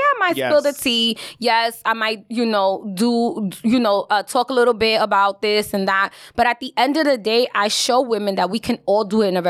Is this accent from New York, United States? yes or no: yes; Bronx, New York, United States; okay, I'm a classy ass bitch. But at the end of the day, I'm from the Bronx. Don't you forget it.